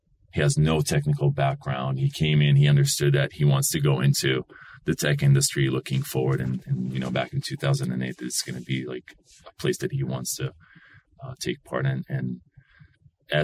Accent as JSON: {"language": "English", "town": "Yesod HaMa'ala", "region": "Northern District", "country": "Israel", "tie": "born or raised there", "second_language": "English", "moved": "as an adult", "lives_now": "San Francisco, United States", "said": "I grew up north in the Upper Galilee, Yesod HaMa'ala"}